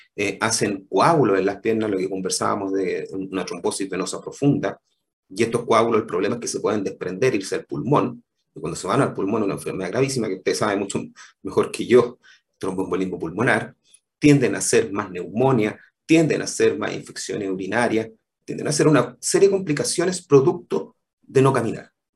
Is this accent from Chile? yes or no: yes; Temuco, Araucanía, Chile; moved away as an adult; also born or lived in Combarbalá; yo soy originalmente de Temuco